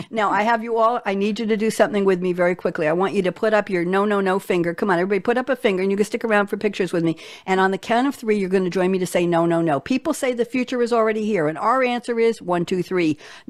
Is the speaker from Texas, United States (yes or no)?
no; New York, United States; because that's how I'm supposed to talk, because I'm a New Yorker, but I don't talk that way.